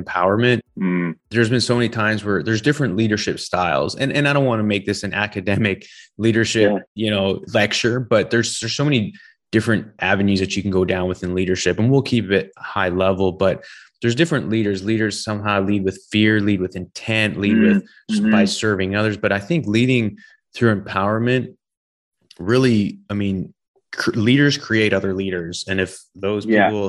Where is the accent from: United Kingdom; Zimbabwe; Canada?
Canada; West Coast of Canada; I'm from the West Coast of Canada